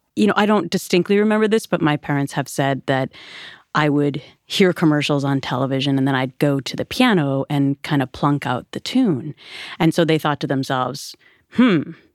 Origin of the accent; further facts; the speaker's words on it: Minnesota, United States; moved away; I grew up on the Mississippi River in Minnesota